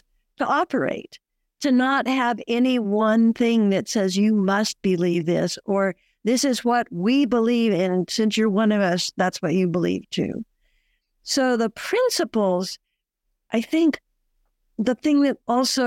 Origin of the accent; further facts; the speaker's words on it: Bakersfield, California, United States; moved away as an adult; also born or lived in Flagstaff, Arizona; I'm also a native of Bakersfield and went away to school in Flagstaff, Arizona